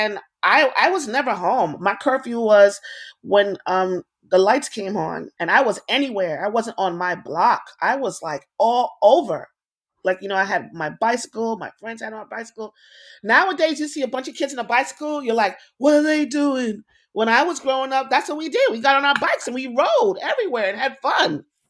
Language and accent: English; New York, United States; I am the staple foods that we grew up here in New York, the hot dog stand.